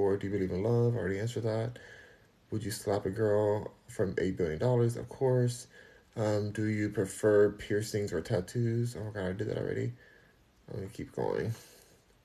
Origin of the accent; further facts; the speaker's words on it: Los Angeles, California, United States; I'm from Los Angeles, California